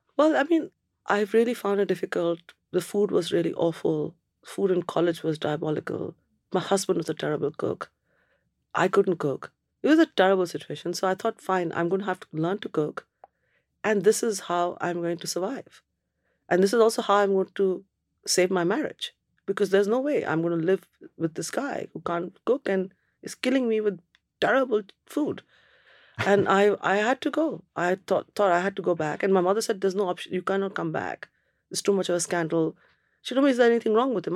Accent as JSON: {"language": "English", "town": "Kolkata", "region": "West Bengal", "country": "India", "also_born_or_lived": "Cambridge, United Kingdom", "moved": "as an adult", "lives_now": "United Kingdom", "said": "I'm from Calcutta. Whole bloody place is like a sauna."}